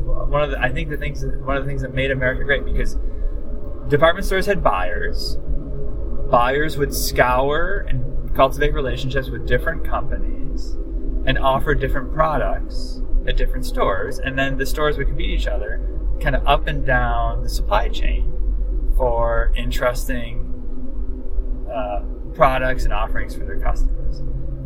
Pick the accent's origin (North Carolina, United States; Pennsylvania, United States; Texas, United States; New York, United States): New York, United States; Buffalo; growing up in Buffalo in the 80s, there was a whole bunch of local department stores.